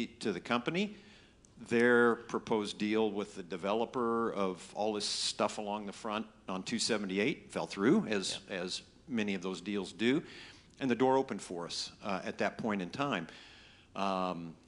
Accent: Indianapolis, Indiana, United States; moved away as an adult; now in Hilton Head Island, United States; we're from Indianapolis, Indiana originally

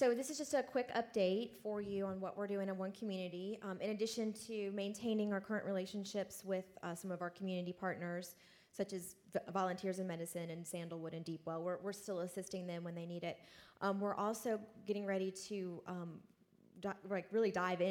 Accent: Virginia, United States; moved away as an adult; I was born and raised in Virginia

